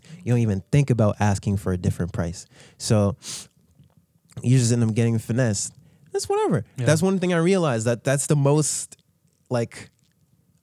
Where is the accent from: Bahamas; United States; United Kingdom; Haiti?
Haiti; moved away; I told them I was from Haiti